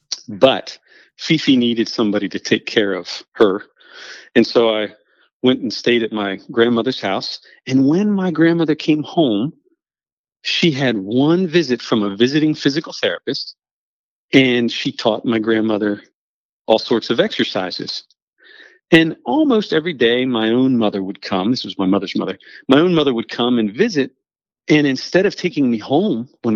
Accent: Hagerstown, Maryland, United States; I grew up on a large dairy farm in Western Maryland, in Hagerstown, Maryland.

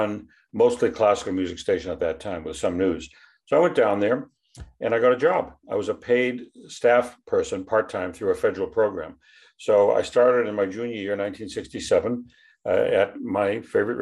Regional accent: Brookline, Massachusetts, United States; I grew up in Boston, a little suburb called Brookline

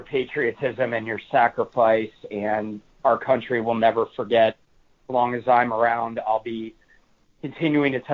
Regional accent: Washington, District of Columbia, United States; moved away; our nation's capital where I grew up

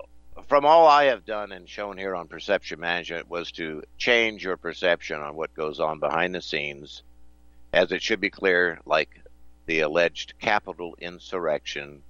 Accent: United States; I'm American

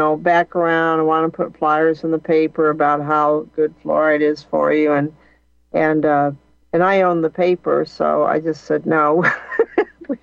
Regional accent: Flint, Michigan, United States; I was born in Flint, Michigan, Flint water crisis, heavily fluoridated as a kid.

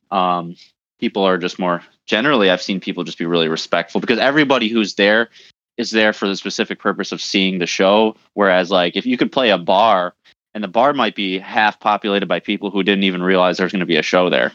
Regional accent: Detroit, Michigan, United States; we're from the Detroit area

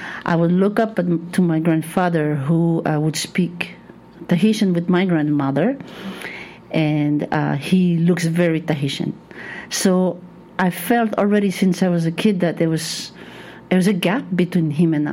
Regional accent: Taravao, French Polynesia; also born or lived in Papeete; I grew up in Taravo by the sea

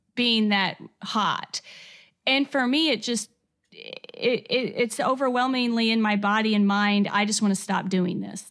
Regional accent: Corydon, Indiana, United States; accent: a little bit of Southern; also born or lived in Asheville, North Carolina; I grew up here in Corey Dun, Indiana

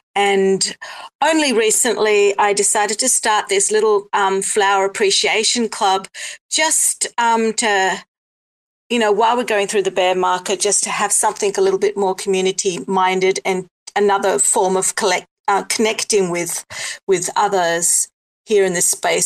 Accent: South Africa; now in Australia; I'm in Australia, but I was born in South Africa and I have Greek heritage.

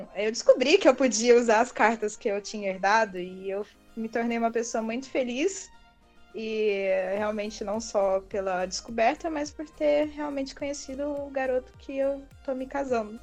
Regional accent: Petrópolis, Rio de Janeiro, Brazil; also born or lived in Bauru, São Paulo; eu atu atualmente moro em Petrópolis, no Rio de Janeiro. Fui criada aqui, apesar de ser nascida no interior de São Paulo, sou bauruense.

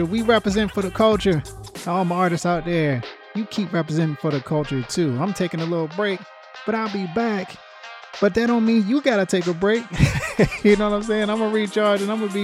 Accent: North Carolina, United States; I grew up in North Carolina

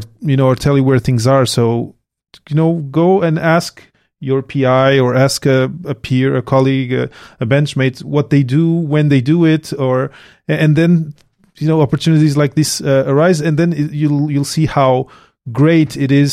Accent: Portugal; moved away as an adult; now in Montreal, Canada; I came from Portugal to Montreal to do my PhD here.

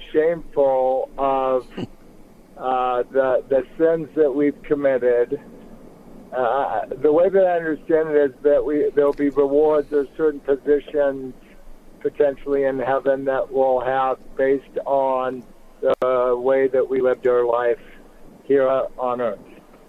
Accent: Seattle, Washington, United States; now in Salt Lake City, United States; I'm a Washingtonian from Seattle, but I've lived here in Salt Lake since 2000.

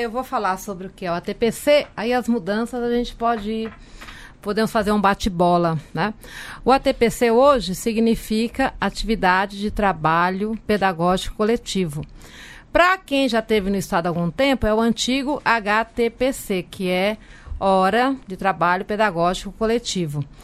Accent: Taboão da Serra, São Paulo, Brazil; Sou da cidade de Taboão da Serra

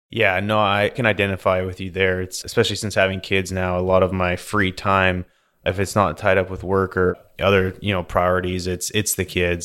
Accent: British Columbia, Canada; accent: Canadian; moved away as an adult; also born or lived in Alberta; now in United States; growing up in Canada and B C there

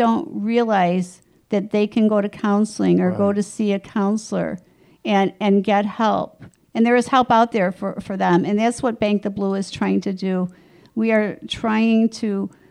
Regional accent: Chicago, Illinois, United States; I grew up in Edgewater

